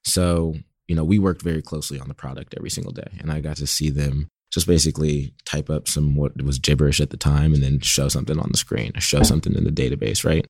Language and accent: English; Berkeley, California, United States; I grew up in Berkeley, California, about 15 minutes away from San Francisco